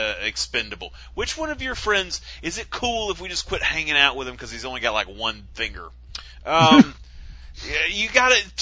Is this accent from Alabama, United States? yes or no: yes; Alabama, United States; I'm from Alabama